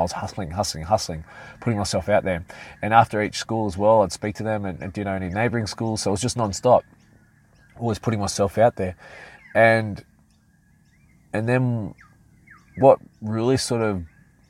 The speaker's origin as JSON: {"language": "English", "town": "Sydney", "region": "New South Wales", "country": "Australia", "tie": "born or raised there", "said": "I was walking through my hometown of Mortdale, and one of my hometown, of sort of around Hurstville, Oatley, Mortdale, Peakhurst, all these areas."}